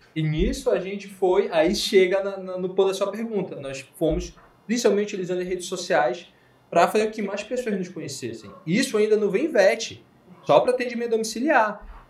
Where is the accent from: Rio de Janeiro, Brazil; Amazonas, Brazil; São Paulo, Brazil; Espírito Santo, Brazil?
Amazonas, Brazil; Manaus; Nós somos de Manaus.